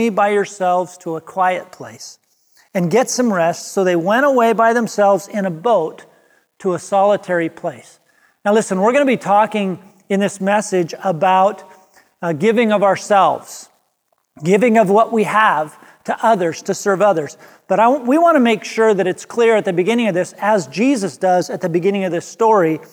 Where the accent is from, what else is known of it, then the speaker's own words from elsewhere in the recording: Seattle, Washington, United States; we're from the Seattle area